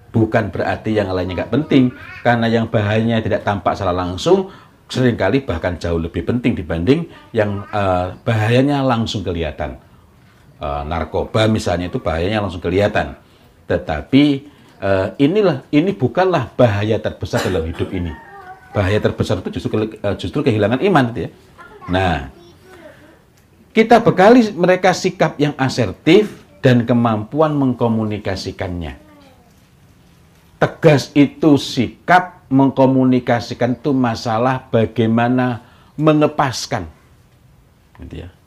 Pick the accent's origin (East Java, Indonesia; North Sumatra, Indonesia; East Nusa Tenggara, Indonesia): East Java, Indonesia; moved away; Tetapi ketika saya dari Jawa Timur kemudian bermukim di sini, maka saya harus paham mengenai Eh, budaya di sini agar tidak menimbulkan masalah yang tidak perlu. Nah, tegasnya orang Jawa Timur berbeda dengan tegasnya orang Sulawesi.